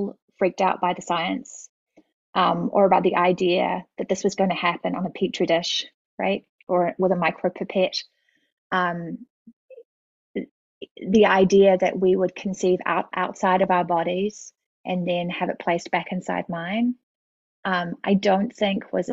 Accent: Auckland, New Zealand; moved away; I grew up in New Zealand, and my mother was a family doctor, and my dad taught at the medical school at Auckland University

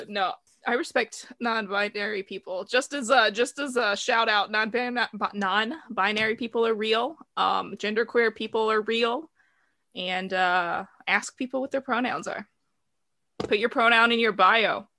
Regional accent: the South, Southern United States, United States; I'm from the South, rural, middle of nowhere area. So I grew up listening to country music

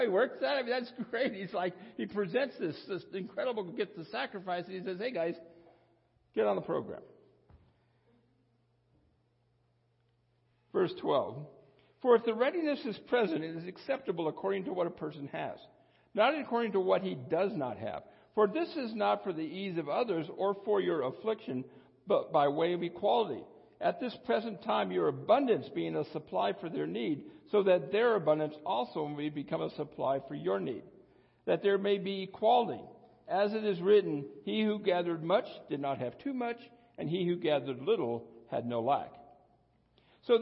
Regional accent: United States; I was born in the United States of well-to-do parents

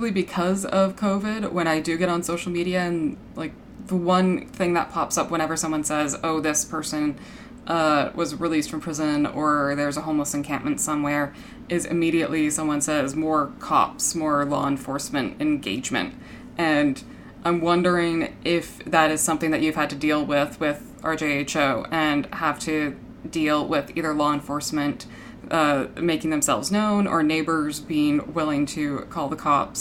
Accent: Toronto, Ontario, Canada; I grew up in Scarborough

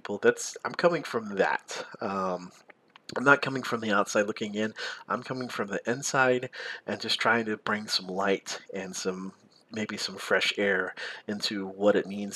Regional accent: the South, United States; I grew up in the South

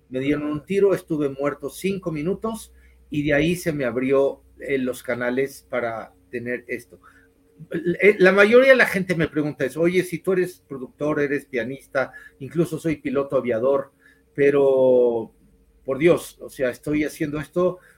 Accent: Ciudad Juárez, Chihuahua, Mexico; soy de Ciudad Juárez.

